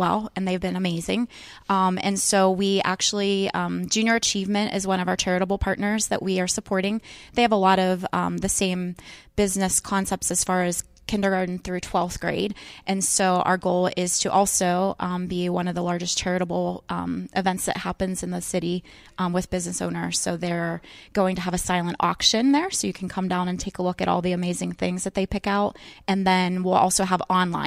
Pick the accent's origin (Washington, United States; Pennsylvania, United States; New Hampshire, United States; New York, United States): Pennsylvania, United States; Pittsburgh; We all say we're from Pittsburgh, even if we're in Greensburg